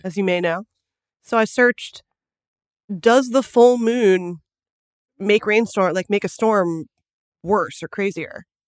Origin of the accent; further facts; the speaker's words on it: Los Angeles, California, United States; we're from Los Angeles